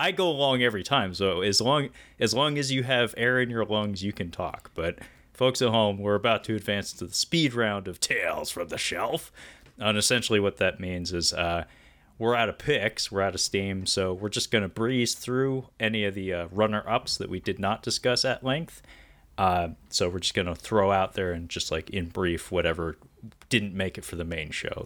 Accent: Pacific Northwest, United States; I'm from the Pacific Northwest

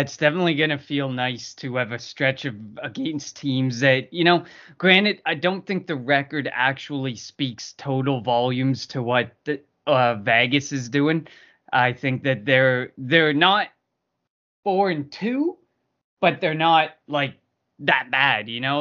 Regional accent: Canada; me as a Canadian

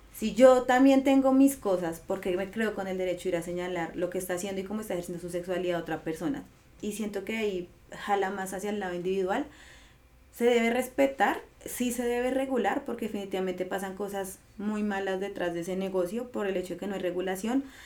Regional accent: Colombia; como sociedad colombiana sí o sí tenemos

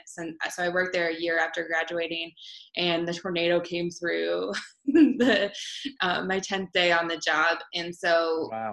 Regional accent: Marshalltown, Iowa, United States; it was my hometown

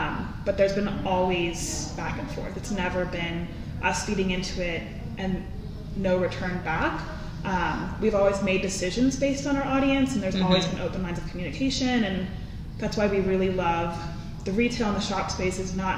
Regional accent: East Coast, United States; now in Tucson, United States; I'm originally from the East Coast, and I stayed in Tucson

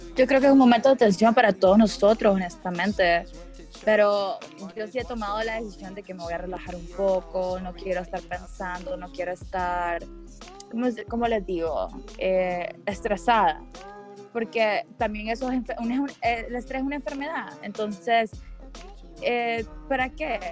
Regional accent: Honduras; como hondureño

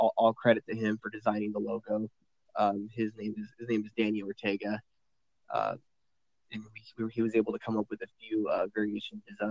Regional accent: San Diego, California, United States; moved away as an adult; now in Las Vegas, United States; I was born and raised out in San Diego pretty much my entire life, and just relocated out to Las Vegas, Nevada here at end of March.

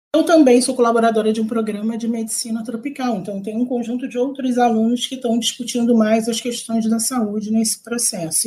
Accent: Rio de Janeiro, Brazil; accent: carioca; moved away as an adult; now in Teresina, Brazil; eu moro em Teresina, no Piauí, mas eu sou carioca. Meu sotaque talvez revele isso. Eu sou carioca da favela, do complexo do, do alemão. Nasci e fui criada nesse complexo.

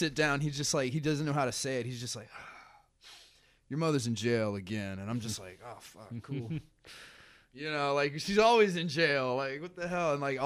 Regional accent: the South, United States; moved away as an adult; also born or lived in Denver, Colorado; now in Chicago, United States; growing up in the South is just like the people you were around

